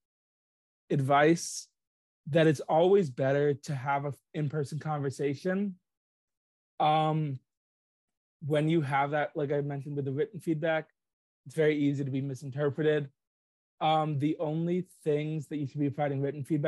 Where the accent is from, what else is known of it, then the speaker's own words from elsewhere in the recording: Egg Harbor Township, New Jersey, United States; I'm from Egg Harbor Township, New Jersey